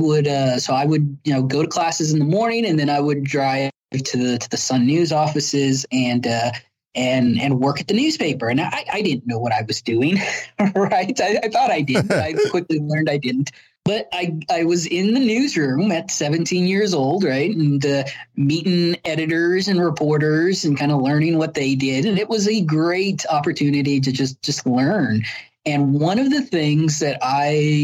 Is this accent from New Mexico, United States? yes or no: yes; Las Cruces, New Mexico, United States; I was born and raised in Las Cruces.